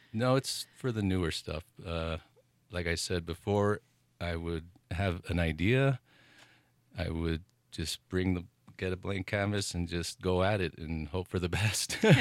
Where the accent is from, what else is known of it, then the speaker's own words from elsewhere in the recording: El Paso, Texas, United States; now in Taos, United States; growing up in El Paso, Texas